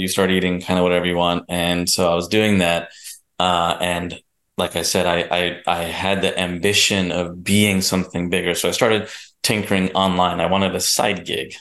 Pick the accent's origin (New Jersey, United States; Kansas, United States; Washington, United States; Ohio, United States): New Jersey, United States; I was born and raised in New Jersey